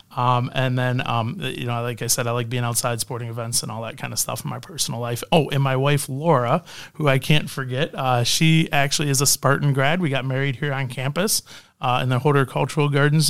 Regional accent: Canada; moved away; also born or lived in Windsor, Canada; I'm Canadian

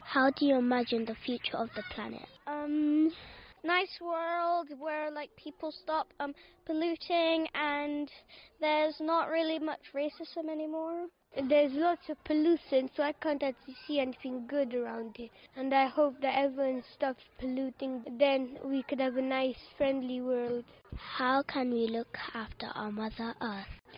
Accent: Pakistan; now in Bristol, United Kingdom; I'm from Pakistan

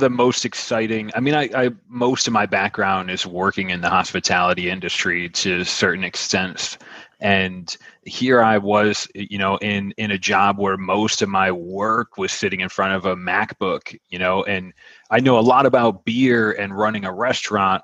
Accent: Buffalo, New York, United States; moved away as an adult; now in Wilmington, United States; I'm from Buffalo

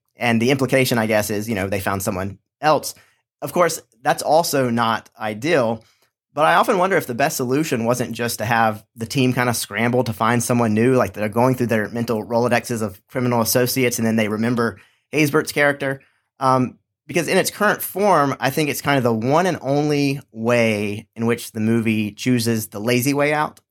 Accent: Charlotte, North Carolina, United States; my hometown of Charlotte, North Carolina

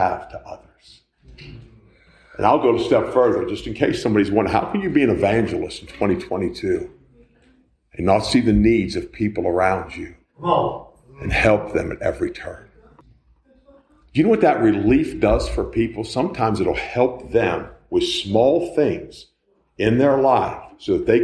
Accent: United States; I'm an American

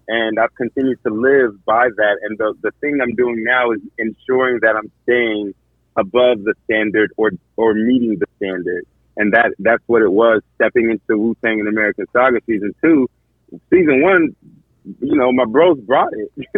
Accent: Akwa Ibom, Nigeria; I am Nigerian, from Akwa Ibom State, Nigeria

